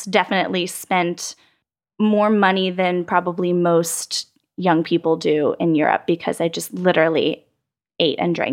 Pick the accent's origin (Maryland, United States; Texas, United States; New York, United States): Texas, United States; San Antonio; moved away as an adult; I did. I grew up in San Antonio, Texas girl through and through, and was there until I went to college up in DC.